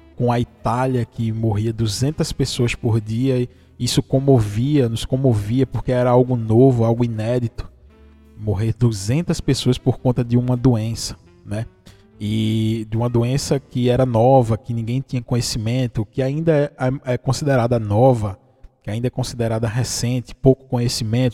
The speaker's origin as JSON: {"language": "Portuguese", "region": "interior of Pernambuco", "country": "Brazil", "said": "eu sou de Pernambuco, do interior de Pernambuco"}